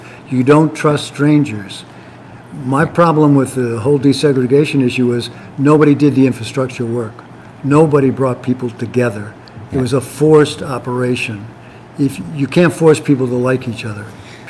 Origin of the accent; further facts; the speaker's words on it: Detroit, Michigan, United States; now in Lansing, United States; I grew up in Detroit, thank God. And Detroit in the 40s and 50s was international. It was everybody from everywhere.